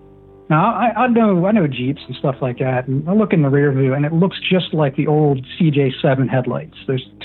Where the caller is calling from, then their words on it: Pennsylvania, United States; We're in Pennsylvania.